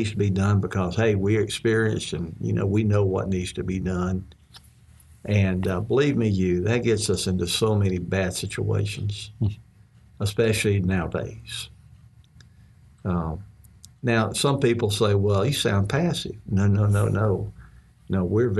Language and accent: English; Mississippi, United States; when I was growing up in Mississippi